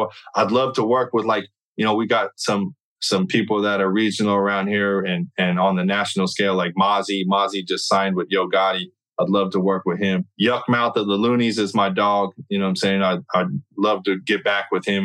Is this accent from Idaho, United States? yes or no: no; California, United States; I'm from California